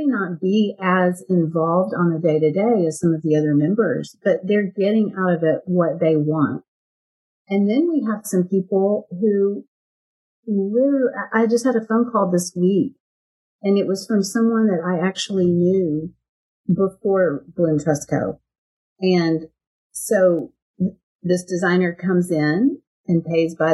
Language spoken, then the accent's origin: English; Texas, United States; You can tell I'm from Texas, right? I say y'all